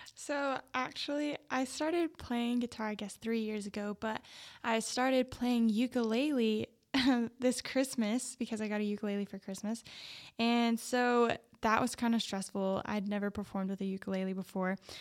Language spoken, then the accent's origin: English; Plains, Texas, United States; I grew up in Plains, Texas, a really small town